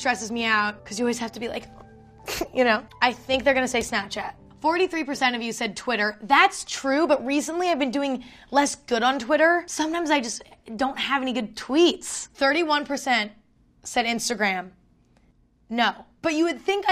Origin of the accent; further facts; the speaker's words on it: next to San Francisco, California, United States; I grew up next to it